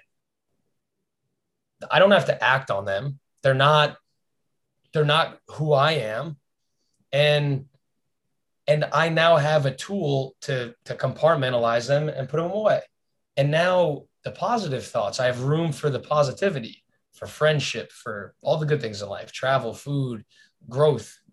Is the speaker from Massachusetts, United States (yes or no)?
no; South Florida, United States; where we grew up in South Florida